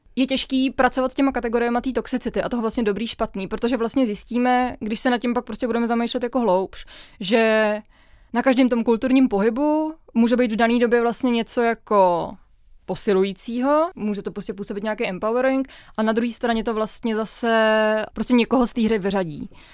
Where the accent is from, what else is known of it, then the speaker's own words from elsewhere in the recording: Czechia; holka, která vyrůstala v Česku v devadesátkách